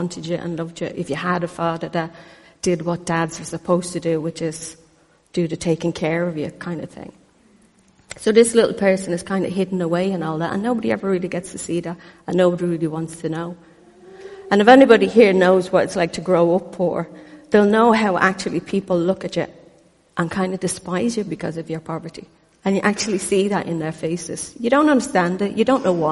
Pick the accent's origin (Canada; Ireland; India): Ireland; I was born in Ireland